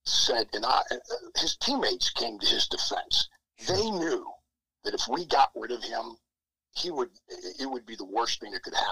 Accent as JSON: {"language": "English", "town": "Penn Hills", "region": "Pennsylvania", "country": "United States", "tie": "born or raised there", "said": "my hometown, Penn Hills, and outside of Pittsburgh"}